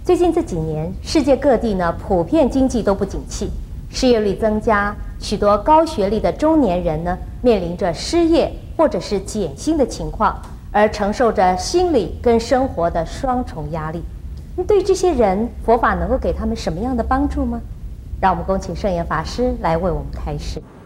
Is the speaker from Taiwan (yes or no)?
yes; Taiwan; 我们台湾人